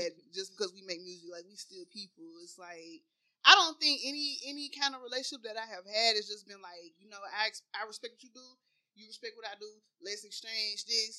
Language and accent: English; Chattanooga, Tennessee, United States; I'm from Chattanooga, Tennessee. I ain't never been nowhere